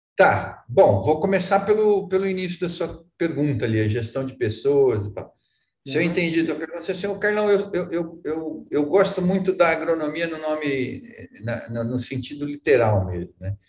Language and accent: Portuguese; Arapongas, Paraná, Brazil; moved away; Eu sou de Arapongas. Aqui do norte do Paraná, nasci em Arapongas e depois morei em vários lugares, mas sou aqui do norte do Paraná